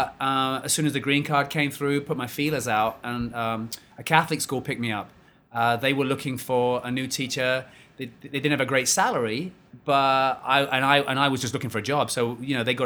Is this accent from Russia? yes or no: no; London, United Kingdom; moved away as an adult; now in Winnetka, United States; I'm originally from London, England